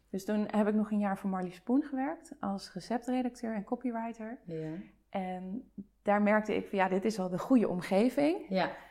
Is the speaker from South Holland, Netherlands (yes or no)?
yes; De Lier, South Holland, Netherlands; ik kom uit het Westland. Ik kom uit de Lier.